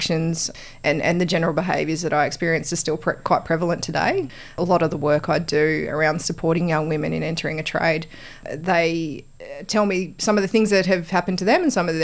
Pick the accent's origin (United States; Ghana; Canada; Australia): Australia; Wollongong, New South Wales; moved away as an adult; now in Canberra, Australia; I grew up in Wollongong